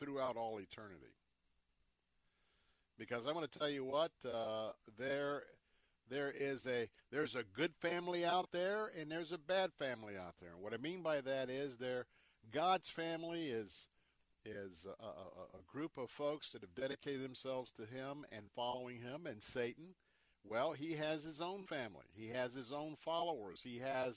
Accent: United States; us as American Christians

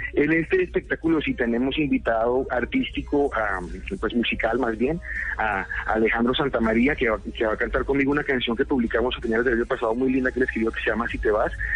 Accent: Colombia; lo que veía que pasaba en mi país

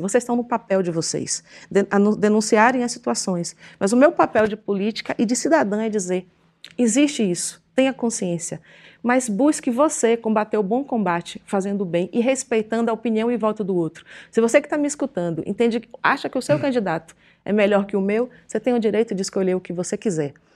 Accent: Ilhéus area, Bahia, Brazil; numa garagem em Ilhéus, que é já, já na minha terra

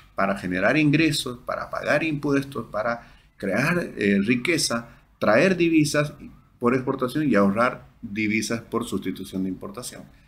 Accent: Bolivia; todos somos bolivianos

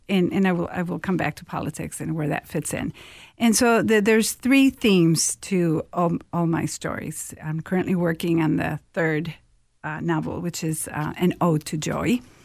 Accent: Mexico; moved away as an adult; now in Minnesota, United States; I'm originally from Mexico, and I came here to study at the University of Minnesota

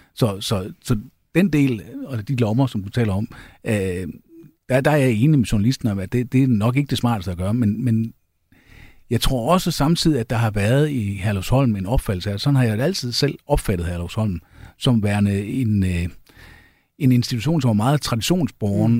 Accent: Jutland, Denmark; jeg er jyde

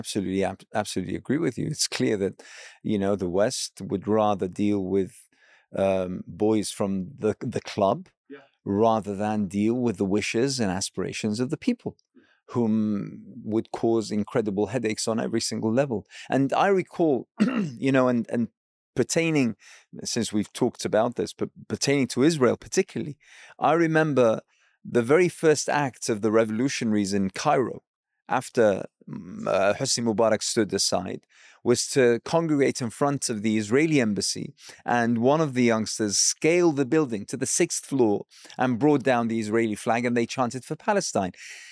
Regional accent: Iraq; as someone who hails from an Arab background. I'm from Iraq.

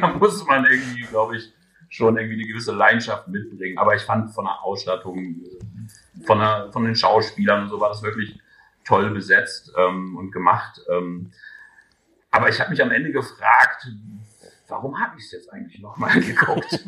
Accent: Göttingen, Lower Saxony, Germany; in meiner Heimatstadt

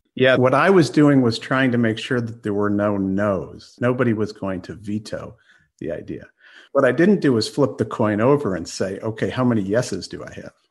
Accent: Washington, District of Columbia, United States; I grew up in Washington, D.C.

